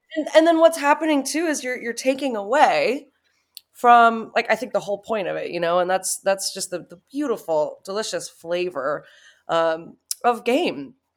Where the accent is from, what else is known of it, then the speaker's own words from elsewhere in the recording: Cincinnati, Ohio, United States; now in Denver, United States; I grew up in Cincinnati, Ohio.